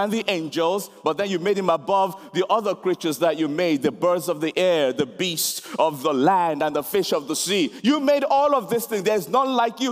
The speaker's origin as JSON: {"language": "English", "country": "Nigeria", "tie": "born or raised there", "moved": "yes", "lives_now": "London, United Kingdom", "said": "I'm a Nigerian, born in Nigeria, and then I've lived in London most of my life now"}